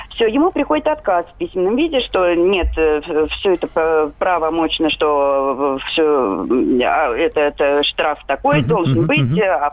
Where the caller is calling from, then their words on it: Saratov, Saratov Oblast, Russia; Я звоню из Саратова.